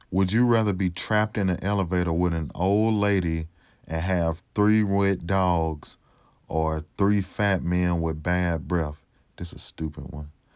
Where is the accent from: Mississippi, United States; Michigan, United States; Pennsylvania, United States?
Mississippi, United States; accent: Mississippi; also born or lived in California; I got this, you know, real Mississippi accent